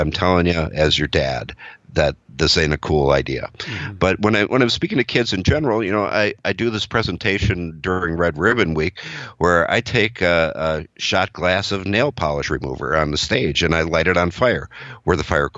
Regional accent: Wisconsin, United States; I'm from Wisconsin. I live in Wisconsin.

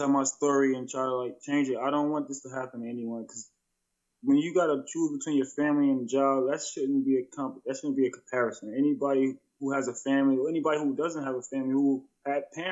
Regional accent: New Jersey, United States; moved away as an adult; now in New Hampshire, United States; I'm not originally from New Hampshire, I'm from New Jersey

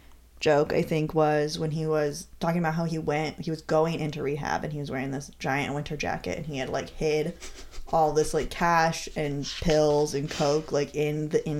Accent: Michigan, United States; I grew up in Michigan.

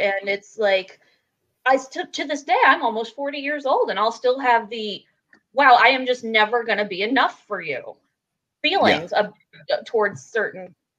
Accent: the South, United States; only in very recent years have I begun embracing the fact that I'm from the South, and saying, yeah, I'm from the South, as opposed to I used to try and hide that and downplay it

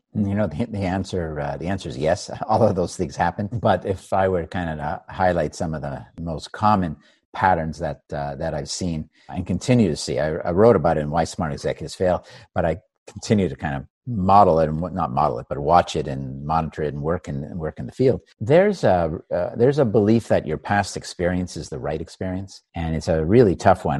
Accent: Montreal, Quebec, Canada; I grew up in Canada, in Montreal.

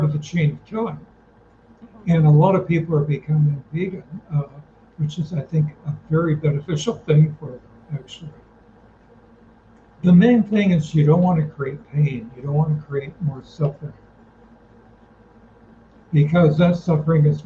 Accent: United States; first language English; I was born in America this lifetime.

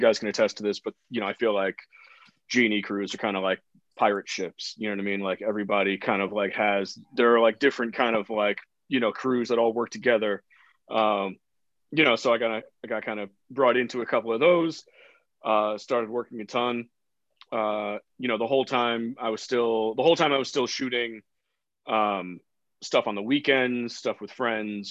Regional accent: New York City, New York, United States; I grew up in New York City. I grew up in the Bronx

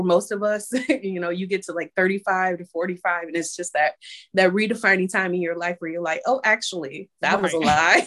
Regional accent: Michigan, United States; moved away as an adult; now in Maryland, United States; We're both from Michigan

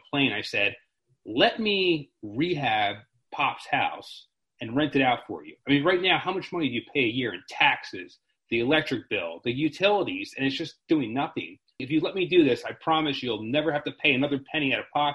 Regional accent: Maryland, United States; now in Harrisburg, United States; I'm originally from Maryland

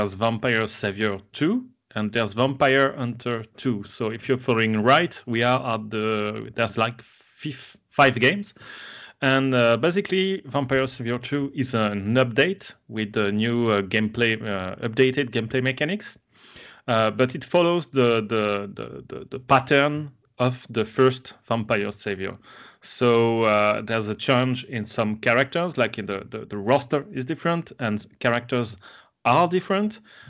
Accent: France; English is a second language; from France.

